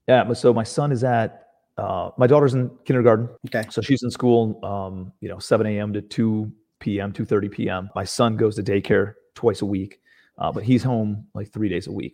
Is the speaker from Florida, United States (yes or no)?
no; Cleveland, Ohio, United States; moved away as an adult; now in Charleston, United States; I'm from Cleveland, Ohio originally.